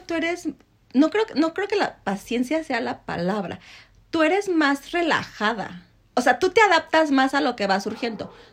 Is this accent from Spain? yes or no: no; Mexico; como mexicanos